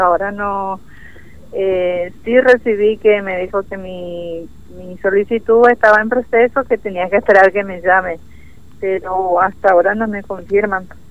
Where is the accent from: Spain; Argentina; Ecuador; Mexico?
Argentina; Formosa; moved away as an adult; now in Comodoro Rivadavia, Argentina; Somos de Formosa del de la capital.